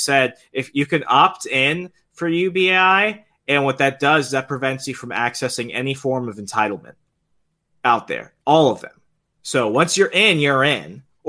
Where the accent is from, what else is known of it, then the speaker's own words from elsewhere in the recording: Virginia, United States; But if, let's say, we were to start it like in my home state of Virginia, for example